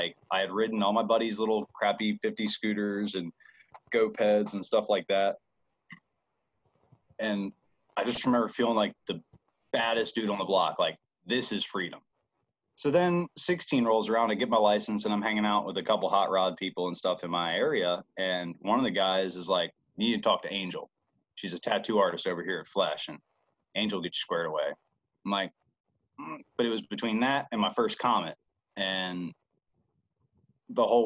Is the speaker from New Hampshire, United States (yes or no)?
no; Bel Air, Maryland, United States; I'm from Bel Air, Maryland